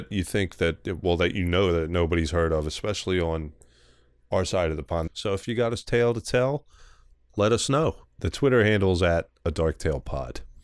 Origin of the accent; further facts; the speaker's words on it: Philadelphia, Pennsylvania, United States; accent: strong Philly; how strong my Philly accent is